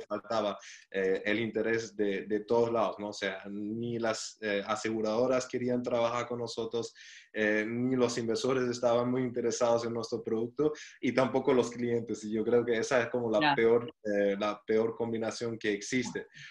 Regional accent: Germany; moved away as an adult; also born or lived in Chile; soy alemán

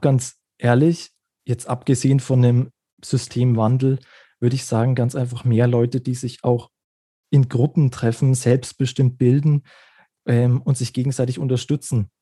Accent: Germany; bei uns in Deutschland

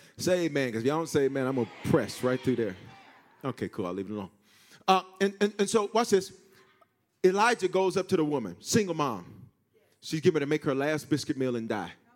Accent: the South, United States; I'm from the South

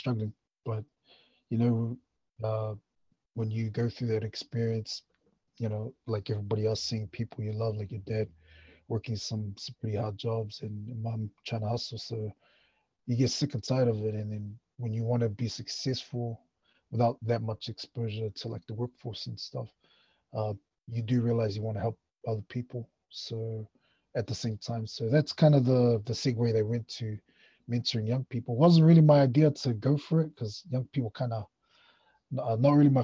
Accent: Auckland, New Zealand; moved away as an adult; also born or lived in Flat Bush; now in Waikato, New Zealand; born and bred in Manurewa, South Auckland

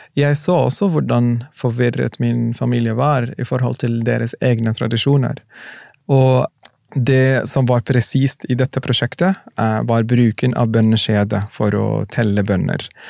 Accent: Mecca, Makkah Province, Saudi Arabia; also born or lived in Sudan; now in Norway; jeg vokste opp i Mekka

